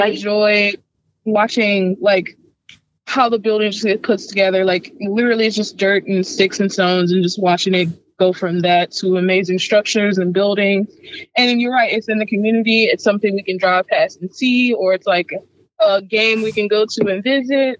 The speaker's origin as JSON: {"language": "English", "town": "St. Louis", "region": "Missouri", "country": "United States", "tie": "born or raised there", "said": "growing up in St. Louis, like people from the south side of St. Louis, which is where I was from"}